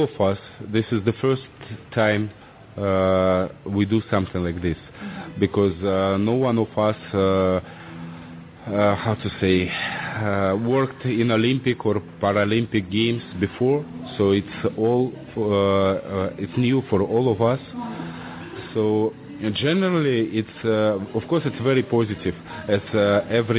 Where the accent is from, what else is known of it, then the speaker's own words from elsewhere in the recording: Saint Petersburg, Russia; English is a second language; moved away as an adult; now in Sochi, Russia; I am from St. Petersburg, originally.